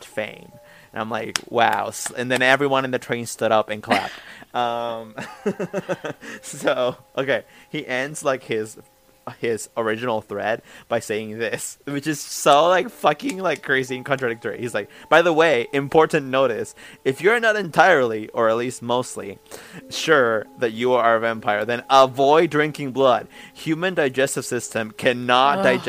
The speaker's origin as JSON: {"language": "English", "country": "Mexico", "tie": "born or raised there", "said": "I grew up in Mexico."}